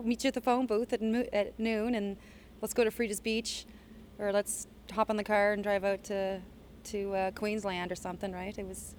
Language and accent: English; Chester, Nova Scotia, Canada; I had a lot of good memories growing up in Chester.